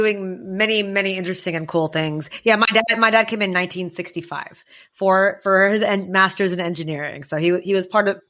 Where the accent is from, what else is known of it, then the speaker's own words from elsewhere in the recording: Houston, Texas, United States; also born or lived in Bentonville, Arkansas; now in Greenwich, United States; I'm not from there. I'm from Houston, actually, but we've moved around quite a bit because of my husband's job. I'm in Greenwich, Connecticut right now. Arkansas, 2 years, we were in Bentonville.